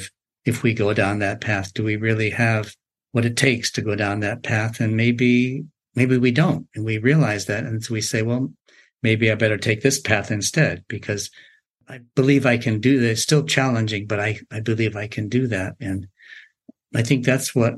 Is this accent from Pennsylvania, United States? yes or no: no; Massachusetts, United States; born or raised there; also born or lived in Tokyo, Japan / Japan; now in California, United States